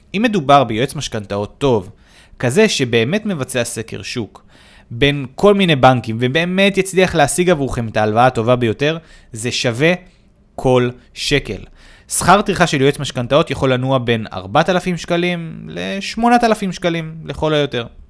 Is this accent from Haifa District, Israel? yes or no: yes; Haifa, Haifa District, Israel; במקור נולדתי וגדלתי בחיפה